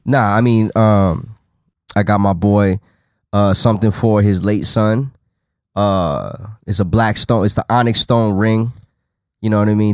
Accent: Las Vegas, Nevada, United States; I was from Vegas.

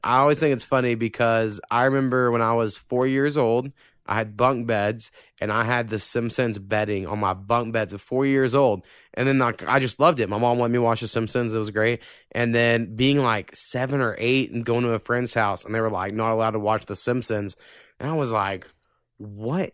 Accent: Oklahoma, United States; we're from Oklahoma

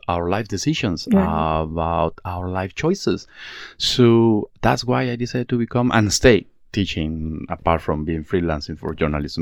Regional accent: Mexico; moved away as an adult; now in Malaysia; I'm from Mexico. I've been living in Malaysia for about the last 16 years or so

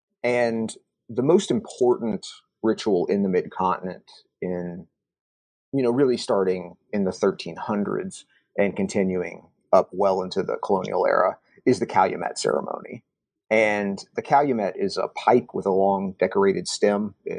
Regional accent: Kentucky, United States; Also, I grew up in Kentucky, where George Rogers Clark is kind of a, you know, he's a historical hero of the state in a lot of ways.

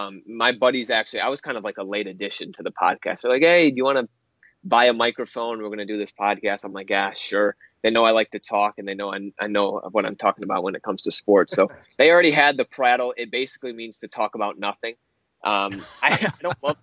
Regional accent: Holland, Michigan, United States; I'm from the west side over by the Holland area

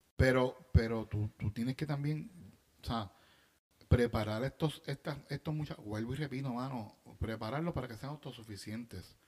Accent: Bayamón, Puerto Rico; yo soy de Bayamón

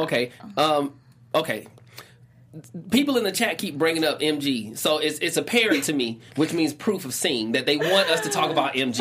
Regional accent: Atlanta, Georgia, United States; that's what we say in Atlanta.

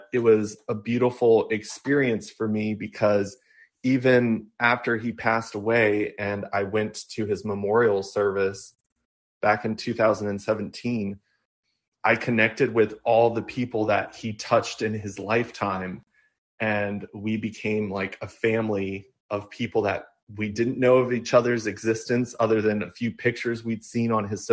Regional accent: Amherst, Virginia, United States; also born or lived in Fairfax, Virginia / Blacksburg, Virginia; when I turned 7, my family moved to our family farm where we restored an old farmhouse that was on our property

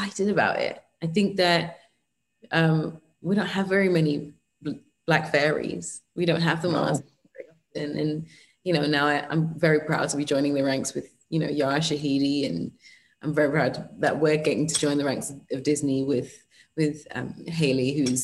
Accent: England, United Kingdom; I'm English in the United Kingdom.

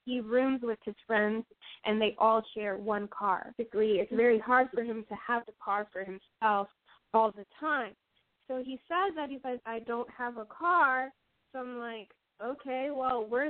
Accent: Puerto Rico; also born or lived in Key West, Florida; I was born in Key West, Florida, but raised here in Puerto Rico

